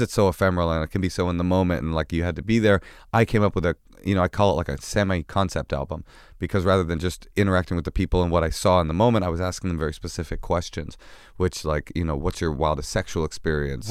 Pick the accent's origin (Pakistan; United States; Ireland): United States; Oakland, California; moved away; also born or lived in New York; we grew up together in Oakland